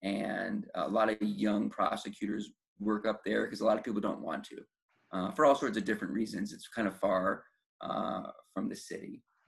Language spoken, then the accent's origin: English; New York, United States; born there; now in Los Angeles, United States; So even though I was born in New York, where New York obviously has grand juries, I just didn't know that there was grand juries.